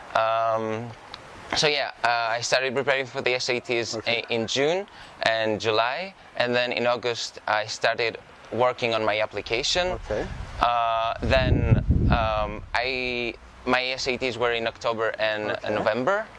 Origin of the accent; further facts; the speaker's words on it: Karditsa, Thessaly, Greece; moved away; I grew up in Karditsa, and the thing with a small city in in the central Greece